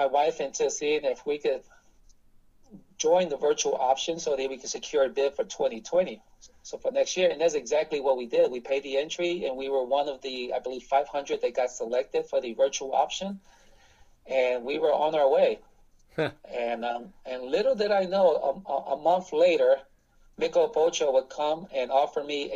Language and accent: English; Newark, New Jersey, United States; also born or lived in New York; now in St. Louis, United States; I was born in Newark, New Jersey, and I spent a lot of time in the New York area as a kid.